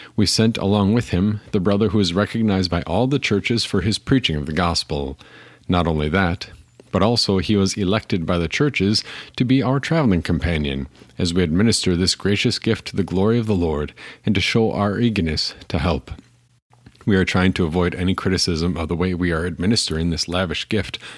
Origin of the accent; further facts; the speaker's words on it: Appleton, Wisconsin, United States; I grew up in Appleton, Wisconsin